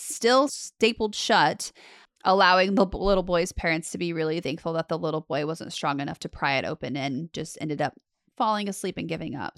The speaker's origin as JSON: {"language": "English", "town": "Las Vegas", "region": "Nevada", "country": "United States", "tie": "born or raised there", "said": "I grew up in Las Vegas"}